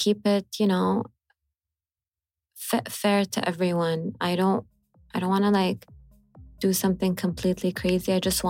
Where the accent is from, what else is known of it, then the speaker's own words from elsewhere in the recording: Hejaz, Saudi Arabia; accent: Hijazi; the way we speak at home is I would speak in my accent, Hijazi accent.